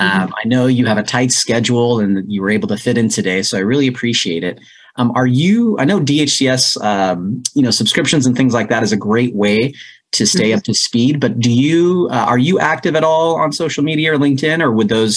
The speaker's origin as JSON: {"language": "English", "region": "Southern California", "country": "United States", "said": "I'm from Southern California"}